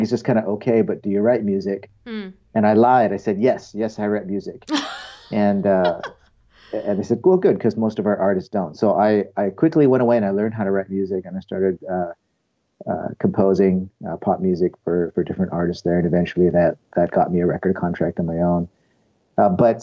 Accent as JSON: {"language": "English", "town": "Toronto", "region": "Ontario", "country": "Canada", "tie": "born or raised there", "also_born_or_lived": "Ohio, United States / Northern California, United States", "moved": "yes", "lives_now": "California, United States", "said": "I was born in Ohio. But then when I was just a kid, we moved to Canada, and I grew up near the Toronto area."}